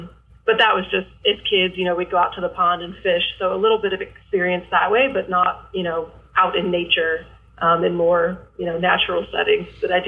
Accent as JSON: {"language": "English", "region": "Michigan", "country": "United States", "also_born_or_lived": "Ohio", "moved": "yes", "lives_now": "Missouri, United States", "said": "So I'm originally from Michigan. I kind of claim Michigan and Ohio both because my dad's family is all from Michigan and my mom's family is from Ohio."}